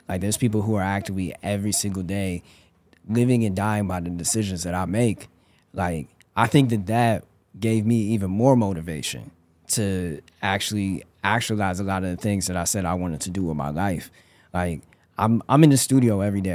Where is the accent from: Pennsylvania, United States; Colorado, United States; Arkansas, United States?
Colorado, United States; Denver; moved away; I grew up in Denver, Colorado.